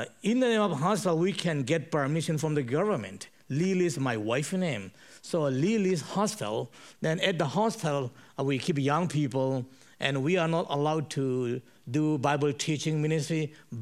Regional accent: Chin Hills, Chin State, Myanmar; I was born and brought up in Chin Hills.

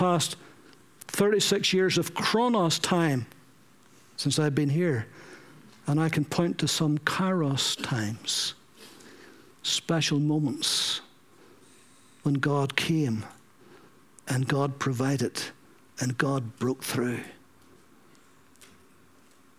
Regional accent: Ballyclare, Northern Ireland, United Kingdom; in Ballyclare, in my hometown

